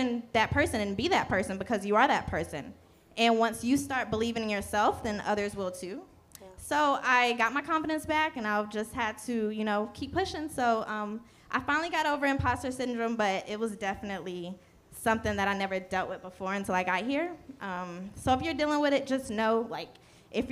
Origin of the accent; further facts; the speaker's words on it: Charlotte, North Carolina, United States; moved away as an adult; now in Los Angeles, United States; I'm from Charlotte, North Carolina